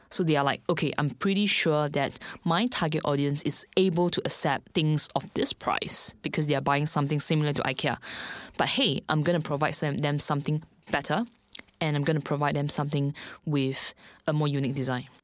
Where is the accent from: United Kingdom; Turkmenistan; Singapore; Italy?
Singapore; moved away as an adult; now in Shanghai, China; I'm actually from Singapore. So I've been in China, specifically Shanghai, for two years.